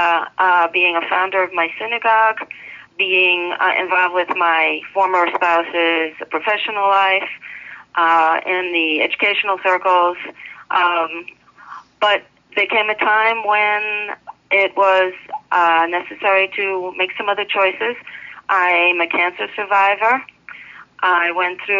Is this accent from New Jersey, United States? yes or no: no; Rockville Centre, New York, United States; moved away as an adult; also born or lived in Annapolis, Maryland; now in New York City, United States; I'm a New Yorker. I was born during the World War II and lived in New York City as a baby because my father's overseas. And then was brought up in Long Island, near Kennedy Airport